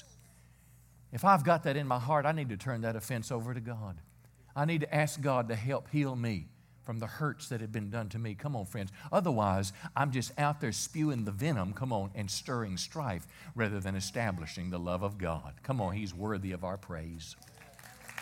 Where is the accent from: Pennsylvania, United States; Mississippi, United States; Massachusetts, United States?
Mississippi, United States; I'm 59. I was raised in Mississippi.